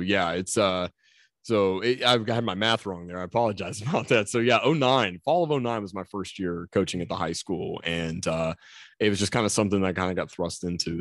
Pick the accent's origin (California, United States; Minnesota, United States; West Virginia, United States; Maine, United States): West Virginia, United States; Mannington; I grew up in Mannington